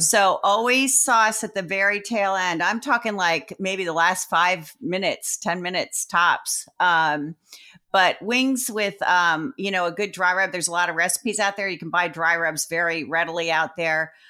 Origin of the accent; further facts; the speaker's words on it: Sparta, New Jersey, United States; I was raised in Jersey